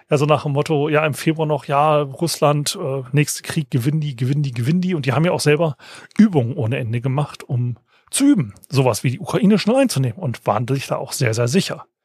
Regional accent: Hesse, Germany; Ich meine, ich bin aufgewachsen in der Fulda Gap, ja, wo denn Tom Clancy ja im Sturm geschrieben hat

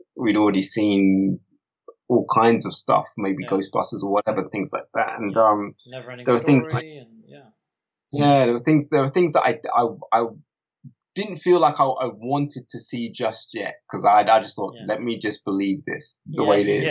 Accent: London, United Kingdom; also born or lived in Kilburn; being a little black kid growing up in Harlesden, where else did I move to after Harlesden? I was in Kilburn, then Harlesden or whatever

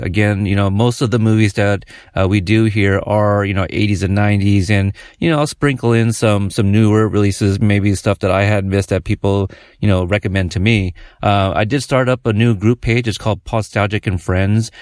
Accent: Portland, Oregon, United States; we're from Oregon, Portland

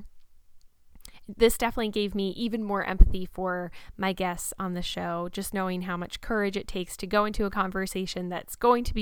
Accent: Red Bank, New Jersey, United States; I've lived in New Jersey my whole life. I grew up in Red Bank

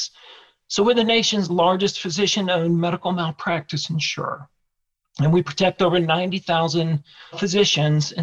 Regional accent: Richmond, Virginia, United States; So my hometown is Richmond, Virginia. I grew up in Richmond, worked most of my jobs in Richmond, and still live here today.

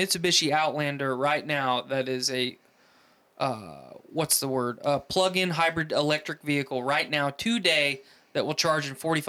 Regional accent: United States; we as American citizens

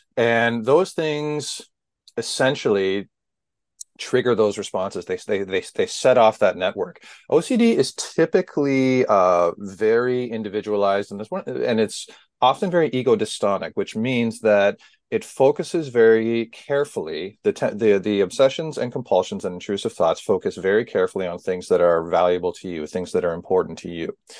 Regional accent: Southern Ontario, Canada; I'm from Southern Ontario

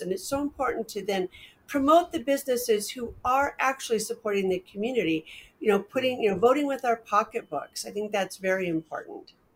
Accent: Portland, United States; When I was growing up in Portland

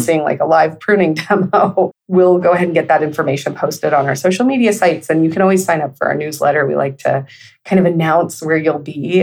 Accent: Northern California, United States; I grew up in Northern California, essentially. I mean, it's like middle, but it's in the northern part.

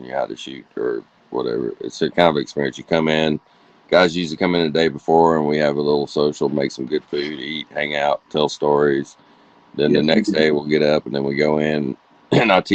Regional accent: Georgia, United States; born or raised there; moved away as an adult

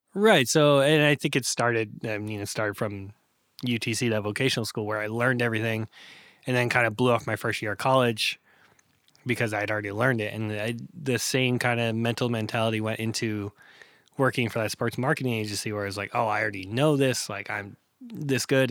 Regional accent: Bangor, Maine, United States; also born or lived in Hanover, Pennsylvania; grew up in Bangor, Maine

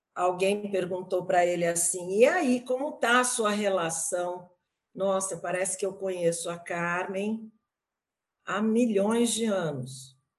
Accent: Brazil; moved away; also born or lived in Canada; como boa brasileira de tirar fotos

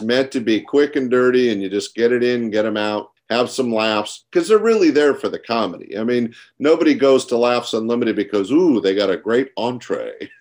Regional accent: Sacramento, California, United States; 3,000 miles away from my hometown

